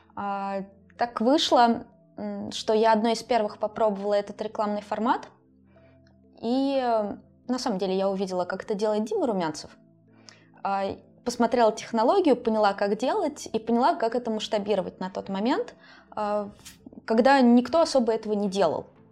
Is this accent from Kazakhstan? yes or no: no; a small town in Tver Oblast, Russia; also born or lived in Moscow; now in Saint Petersburg, Russia; я из маленького города в Тверскую область